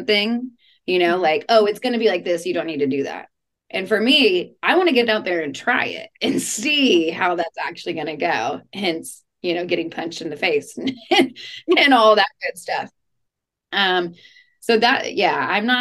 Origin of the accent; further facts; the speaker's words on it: Texas, United States; luckily I grew up in Texas, so I grew up around guns